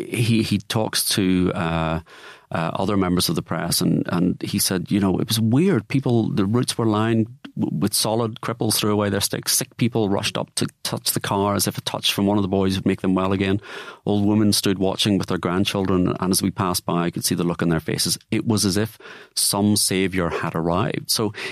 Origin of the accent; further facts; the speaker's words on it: Liverpool, North West England, United Kingdom; now in Manchester, United Kingdom; I am from Liverpool.